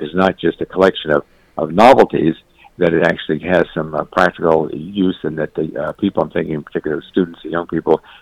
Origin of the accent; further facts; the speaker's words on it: the South, United States; I'm from the South